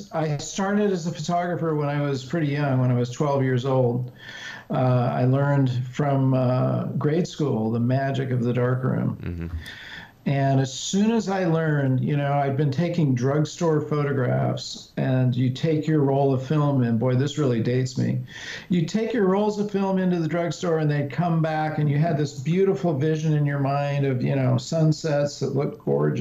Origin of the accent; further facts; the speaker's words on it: California, United States; I grew up in California in the just before the whole hippie era exploded